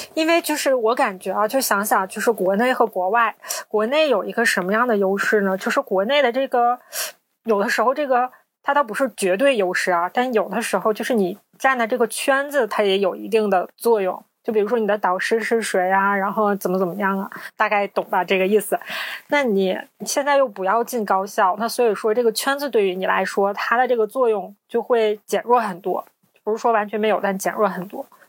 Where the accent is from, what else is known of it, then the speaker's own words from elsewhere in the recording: Northeast China, China; 我们是三个来自东北的ladies